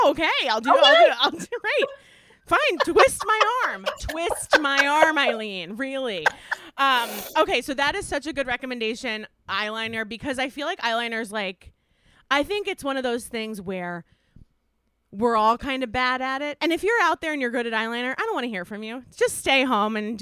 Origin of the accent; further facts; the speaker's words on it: Westchester, New York, United States; I was raised and I grew up in Westchester